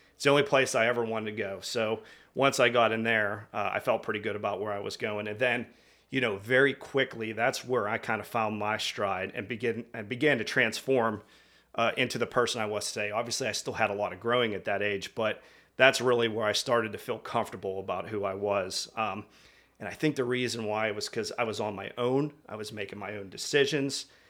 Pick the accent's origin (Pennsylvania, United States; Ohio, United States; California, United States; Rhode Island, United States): Pennsylvania, United States; outside Pittsburgh; I, uh, grew up in the, I'm gonna sit, call it the sticks, about thirty minutes outside of, uh, Northeast Pittsburgh